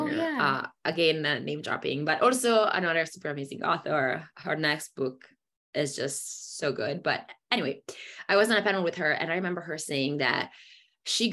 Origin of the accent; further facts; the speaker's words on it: Italy; moved away as an adult; also born or lived in Germany; I grew up in Italy and I was in Italy for the first, you know, two decades of my life.